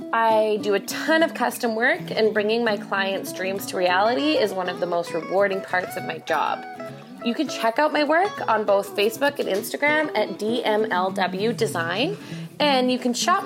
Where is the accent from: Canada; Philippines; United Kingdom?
Canada; Red Deer, Alberta; I am an artist from Red Deer, Alberta, Canada